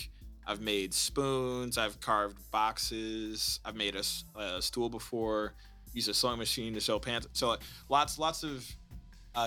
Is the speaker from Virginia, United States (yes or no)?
no; Ann Arbor, Michigan, United States; growing up in Ann Arbor